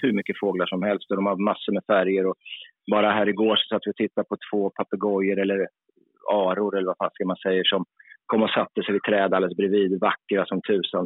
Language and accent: Swedish; Sweden; som svensk, då, som där man ändå är hyfsad på engelska